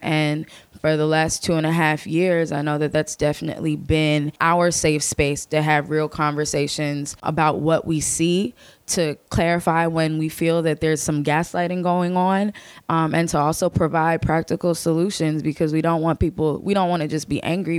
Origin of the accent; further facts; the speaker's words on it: Chester County, Philadelphia suburbs, Pennsylvania, United States; moved away; where I'm from is one of the western suburbs of Philadelphia, Chester County